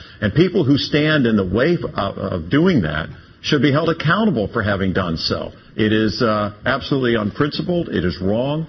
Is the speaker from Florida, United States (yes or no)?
yes; Florida, United States; in Florida, in my home state. How do you think that makes me and my fellow Floridians feel